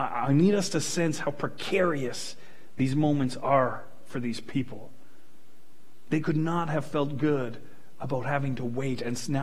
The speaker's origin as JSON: {"language": "English", "town": "Fort McMurray", "region": "Alberta", "country": "Canada", "tie": "born or raised there", "said": "I grew up in Fort McMurray. This place is my home"}